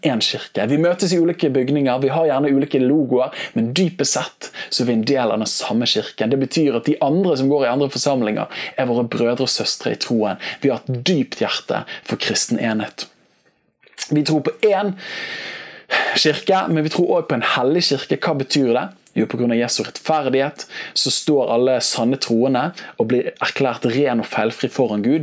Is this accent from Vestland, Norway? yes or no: yes; Bergen, Vestland, Norway; jeg vokste opp med her i Bergen